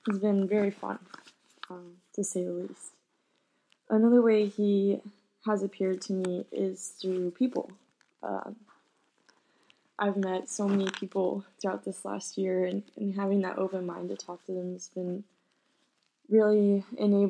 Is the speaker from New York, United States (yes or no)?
no; San Antonio, Texas, United States; I was born in San Antonio, Texas